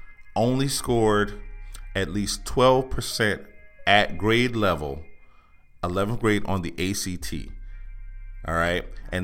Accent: Allendale, South Carolina, United States; now in Charleston, United States; Allendale, South Carolina.

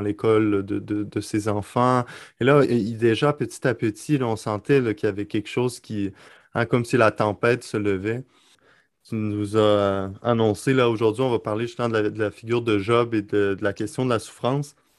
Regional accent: Quebec City, Quebec, Canada; also born or lived in Lebanon / Rome; Je suis en direct euh, de Québec, ma ville, ma ville natale

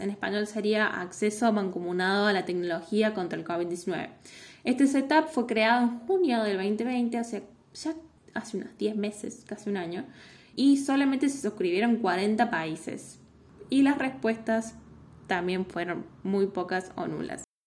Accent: Argentina

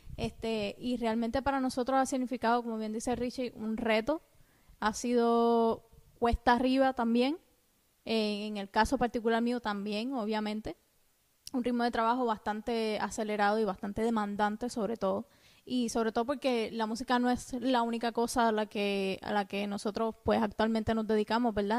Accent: Cuba; now in United States; cuando yo vivía en Cuba, porque soy cubana.

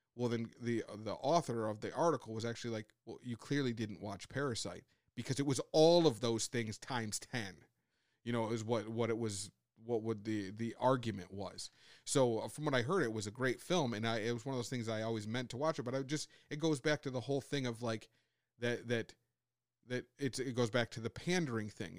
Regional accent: United States; as Americans on a whole

